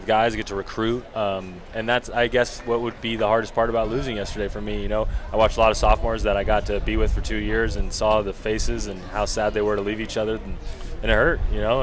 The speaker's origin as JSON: {"language": "English", "town": "Long Beach", "region": "California", "country": "United States", "said": "He worked at Long Beach Poly when I was there"}